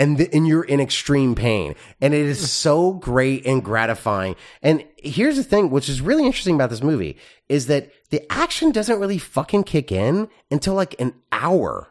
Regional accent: Texas, United States; growing up in Texas, when you learn, like, Texas history

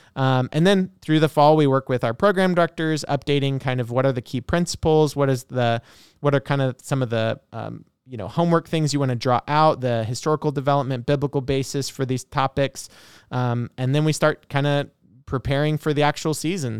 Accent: Oregon, United States; moved away; I'm originally from Oregon and did the class in Salem

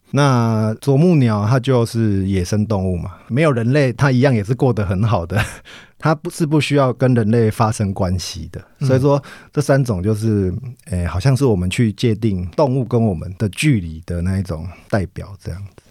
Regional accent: Taiwan; 小时候在台湾

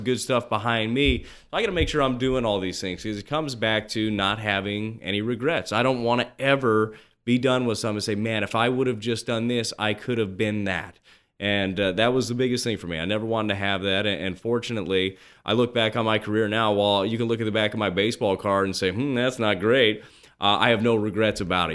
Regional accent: Las Vegas, Nevada, United States; I grew up in Las Vegas

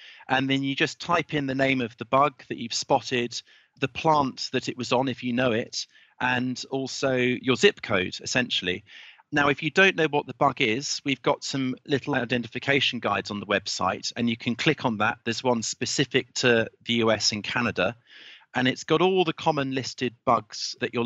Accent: United Kingdom; I'm a Brit

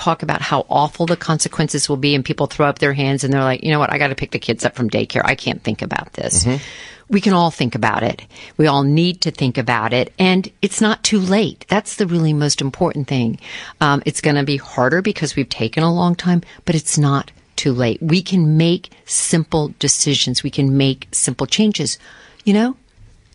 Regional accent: Florida, United States; I grew up in Florida

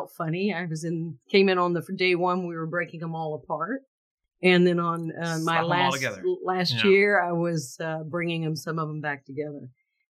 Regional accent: Valdosta, Georgia, United States; I grew up in Valdosta, Georgia, with a father that was a math

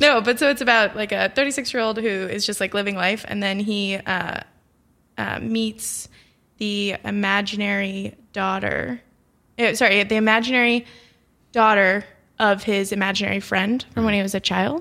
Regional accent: Florida, United States; I am from Florida

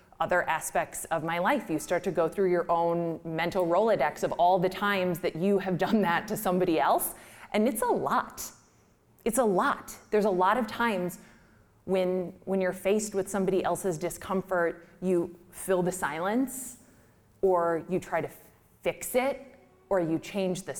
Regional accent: Midwest, United States; We're from the Midwest.

